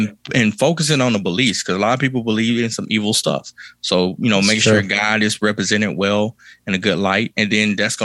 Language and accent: English; Kilmichael, Mississippi, United States; I grew up in Kilmaka, Mississippi